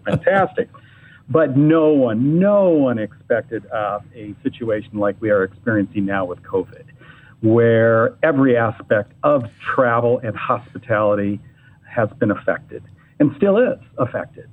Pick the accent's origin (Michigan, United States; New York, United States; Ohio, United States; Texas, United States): Michigan, United States; Ann Arbor; I was born and raised in Ann Arbor